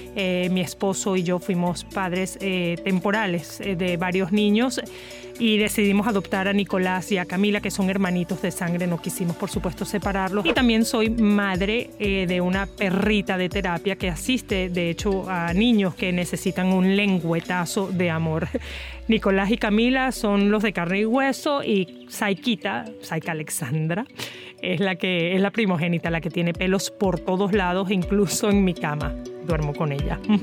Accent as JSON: {"language": "Spanish", "town": "Maracaibo", "region": "Zulia", "country": "Venezuela", "tie": "born or raised there", "also_born_or_lived": "Caracas", "said": "soy muy venezolana, nací en Caracas y fui a divertirme a Maracaibo"}